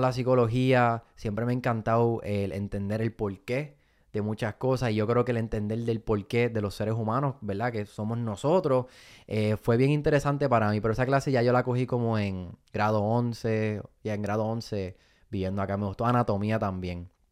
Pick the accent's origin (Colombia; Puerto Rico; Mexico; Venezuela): Puerto Rico; Fajardo; also born or lived in Miami; now in United States; Me montan en un avión y me voy para Fajardo, Puerto Rico